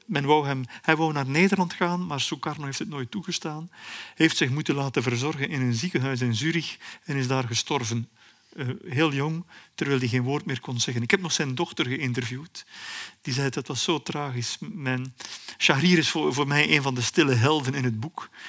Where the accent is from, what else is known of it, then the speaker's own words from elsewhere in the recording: Belgium; als een Belg die redelijk veel over Congo weet